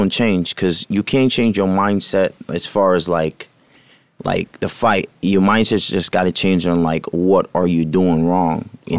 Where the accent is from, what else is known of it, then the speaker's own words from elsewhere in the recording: Jamaica; moved away; also born or lived in Greenlawn, New York, United States / Huntington, New York, United States; Born and raised in Jamaica. And I got here in 2010.